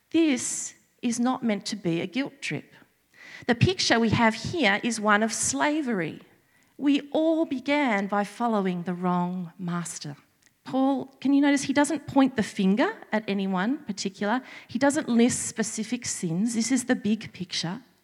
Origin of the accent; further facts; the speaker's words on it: Sydney, New South Wales, Australia; moved away as an adult; I was born and bred in Sydney